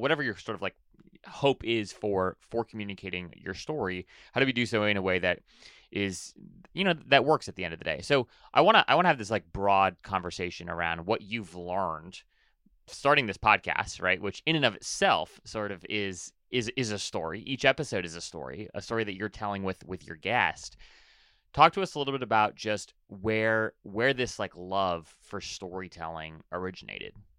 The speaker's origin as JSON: {"language": "English", "region": "Hawaii", "country": "United States", "tie": "born or raised there", "said": "I was born and raised in Hawaii"}